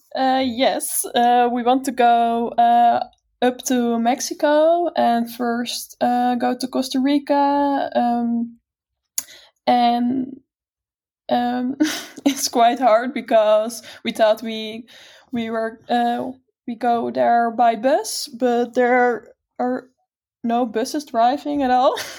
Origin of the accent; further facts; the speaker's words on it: Netherlands; We're from the Netherlands